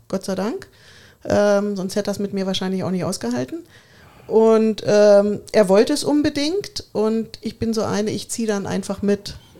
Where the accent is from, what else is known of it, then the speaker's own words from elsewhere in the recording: Braunschweig, Lower Saxony, Germany; moved away as an adult; now in Bavaria, Germany; in meiner Heimat in Braunschweig